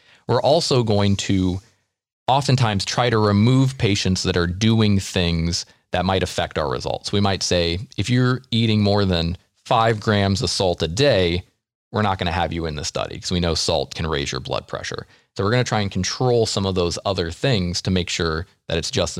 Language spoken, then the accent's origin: English; United States; we're American.